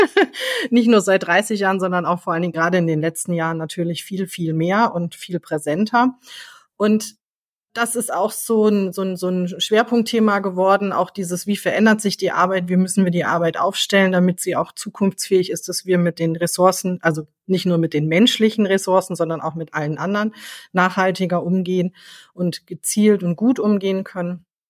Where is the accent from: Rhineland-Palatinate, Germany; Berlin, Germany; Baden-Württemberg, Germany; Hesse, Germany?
Hesse, Germany; Frankfurt; ich komme aus Frankfurt